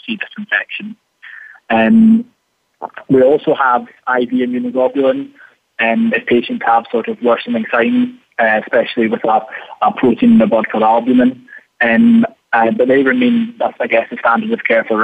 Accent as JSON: {"language": "English", "region": "Scotland", "country": "United Kingdom", "tie": "born or raised there", "said": "I am very much Scottish, yes. I was born here and lived here, and so yeah, I'm Scottish."}